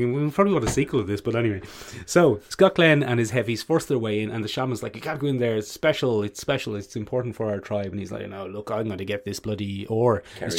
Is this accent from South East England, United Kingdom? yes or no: no; London, United Kingdom; accent: London; they're not a patch on my London accent.